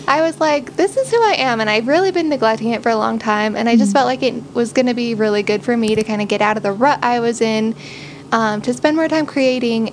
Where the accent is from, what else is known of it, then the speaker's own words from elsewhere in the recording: Utah, United States; we grew up here in Utah, and now we live in Salt Lake City